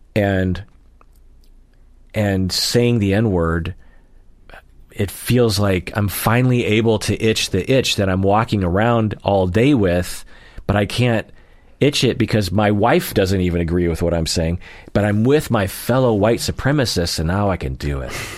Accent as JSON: {"language": "English", "town": "Sammamish", "region": "Washington", "country": "United States", "tie": "born or raised there", "said": "where I grew up in Sammamish"}